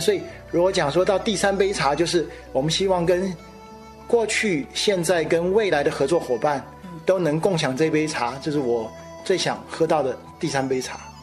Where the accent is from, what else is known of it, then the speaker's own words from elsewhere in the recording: Taiwan; 来自台湾的新鲜名堂堂主